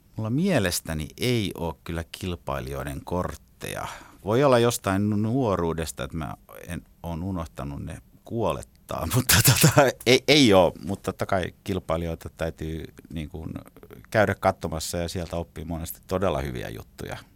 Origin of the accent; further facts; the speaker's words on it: Finland; also born or lived in Regensburg, Germany; now in Helsinki, Finland; mä oon Suomesta